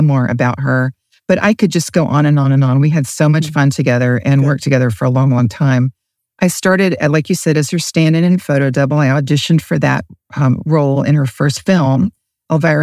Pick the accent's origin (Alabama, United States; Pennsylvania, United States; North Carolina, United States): North Carolina, United States; Asheville; moved away as an adult; also born or lived in Charlotte, North Carolina / Los Angeles / Phoenix; I was raised in Asheville, North Carolina, went to Asheville High